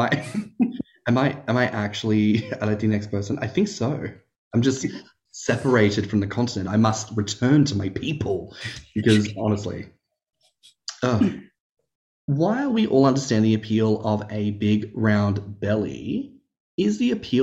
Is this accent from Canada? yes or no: no; Australia; I'm Australian